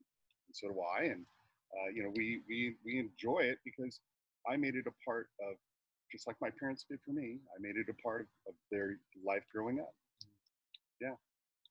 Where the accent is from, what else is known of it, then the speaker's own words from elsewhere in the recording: California, United States; now in Michigan, United States; I was born and raised in California